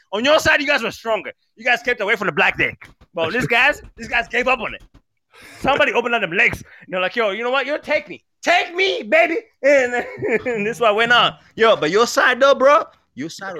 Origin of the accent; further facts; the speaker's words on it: Maryland, United States; now in Toronto, Canada; I grew up in Maryland too